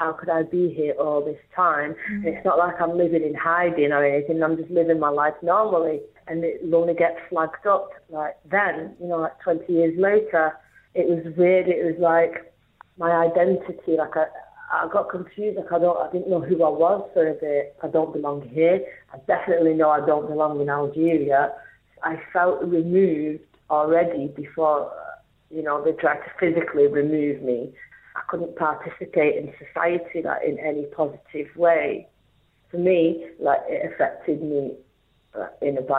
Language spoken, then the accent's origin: English; Rochdale, North West England, United Kingdom; I'm from Manchester, North Manchester, Rochdale